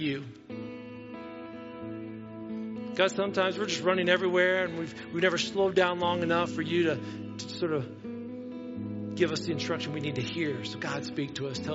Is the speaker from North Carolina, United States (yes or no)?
no; Wauseon, Ohio, United States; I'm from Wauseon